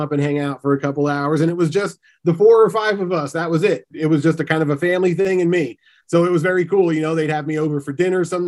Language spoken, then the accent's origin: English; Pennsylvania, United States; where I grew up in Pennsylvania